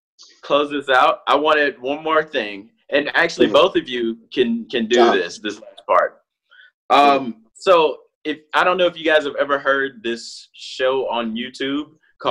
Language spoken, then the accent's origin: English; the South, United States; I'm from the South.